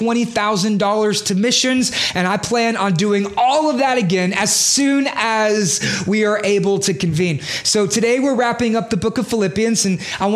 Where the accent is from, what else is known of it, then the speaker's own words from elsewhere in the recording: Beaumont, Texas, United States; moved away as an adult; also born or lived in Houston / New York; I'm from Beaumont